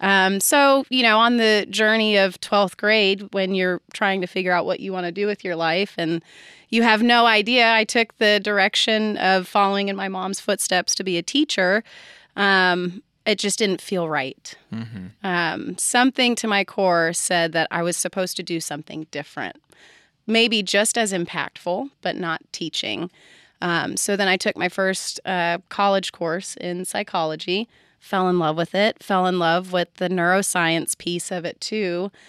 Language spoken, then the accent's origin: English; California, United States; I'll start by saying that I was raised in California.